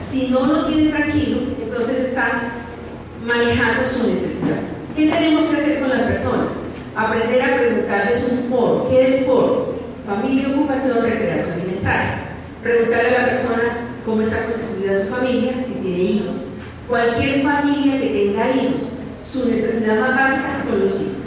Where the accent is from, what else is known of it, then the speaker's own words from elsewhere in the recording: Colombia; yo soy colombiana como ustedes.